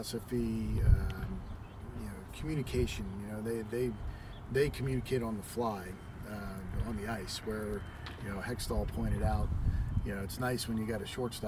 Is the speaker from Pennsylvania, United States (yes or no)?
yes; Philadelphia, Pennsylvania, United States; moved away; working for the Phillies, but being that it was my hometown team